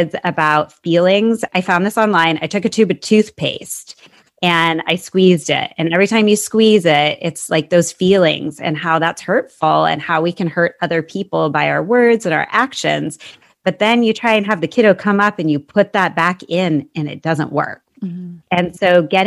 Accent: Seattle, Washington, United States; also born or lived in Arizona; I grew up in the Seattle area, so I'm actually back there now

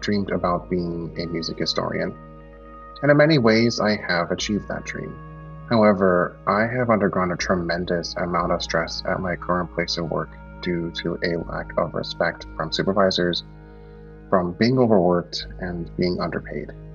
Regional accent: Philadelphia, Pennsylvania, United States; I am from Philadelphia in the United States

